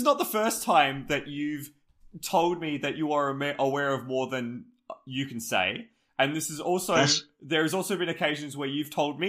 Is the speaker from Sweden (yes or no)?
no; Australia